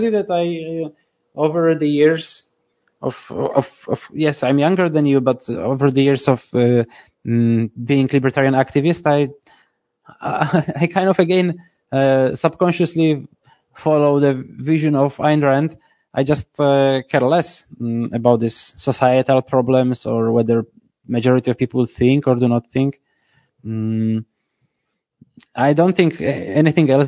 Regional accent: Poland; joining us in Poland

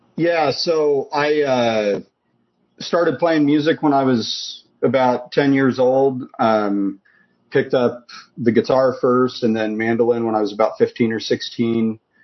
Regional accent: Idaho, United States; moved away; also born or lived in Washington; moved back to where I was born in Idaho

